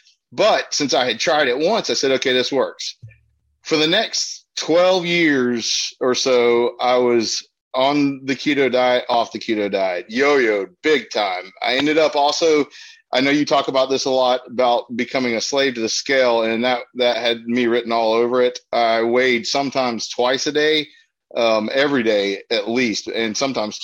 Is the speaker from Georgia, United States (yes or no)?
yes; Georgia, United States; I grew up in Georgia